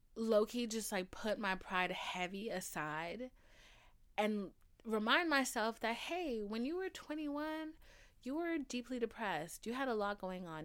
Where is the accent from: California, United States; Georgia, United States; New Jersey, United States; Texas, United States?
Georgia, United States; Atlanta; I'm from Atlanta.